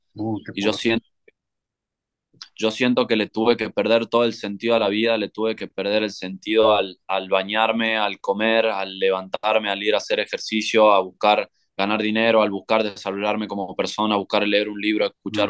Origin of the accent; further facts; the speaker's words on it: Tucumán, Argentina; moved away as an adult; also born or lived in Tulum, Mexico / San Cristóbal de las Casas, Mexico; yo soy de Tucumán, Argentina, en el norte de Argentina